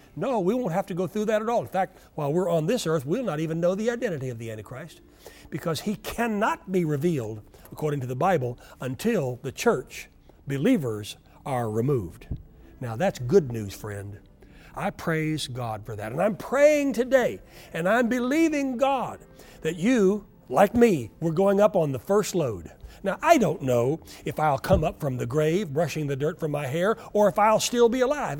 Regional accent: Oklahoma, United States; I grew up in Oklahoma where we never ever heard of, of earthquakes

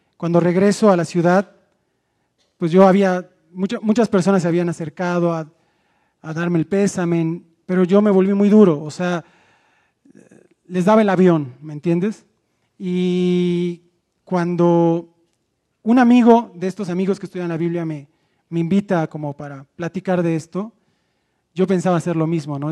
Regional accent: Mérida, Yucatán, Mexico; moved away; also born or lived in Mexico City; yo vengo de la ciudad de Mérida, Yucatán y vengo de un hogar destrozado

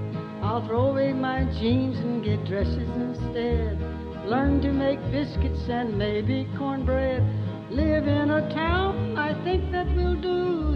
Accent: the South, United States; accent: Southern; Crooners, I just sang real Southern. I thought I'd lost my Southern accent, but I sure had it on that record.

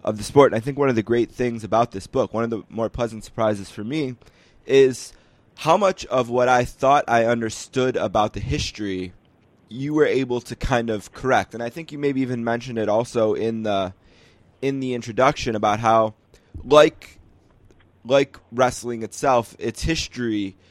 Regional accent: Buffalo, New York, United States; my hometown of Buffalo, New York

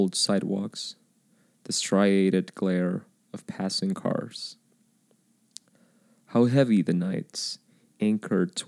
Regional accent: Indonesia; moved away; I was born in Indonesia

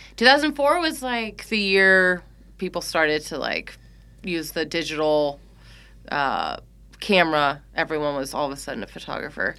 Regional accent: Walnut Creek, California, United States; moved away; also born or lived in Chicago; Grew up not too far from here

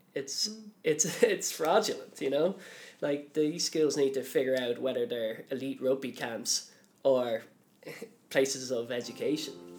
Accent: Dublin, Leinster, Ireland; I'm from Dublin

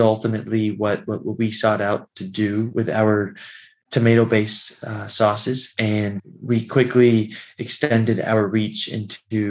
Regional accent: Florida, United States; moved away as an adult; also born or lived in Washington, D.C. area; as I got older, I moved to the DC area. I'm originally from Florida.

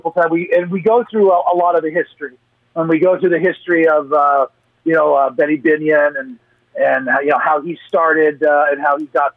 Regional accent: Portland, Oregon, United States; now in Las Vegas, United States; my hometown of Portland

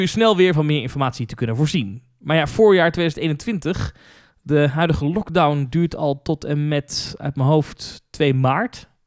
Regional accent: Netherlands; Als ik daar kom als Nederlander

